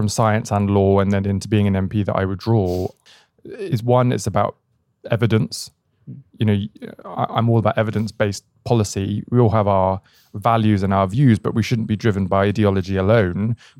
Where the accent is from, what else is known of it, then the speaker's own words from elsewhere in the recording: Bristol, South West England, United Kingdom; Not in the slightest. And this is probably part of the Bristol story.